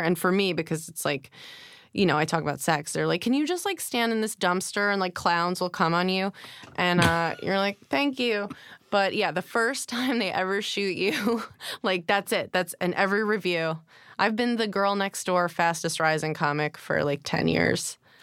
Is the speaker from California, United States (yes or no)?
no; Rockville Centre, New York, United States; also born or lived in Manhattan, New York / Hempstead, New York; now in New York, United States; Born at Lenox Hill, and then we moved out to Long Island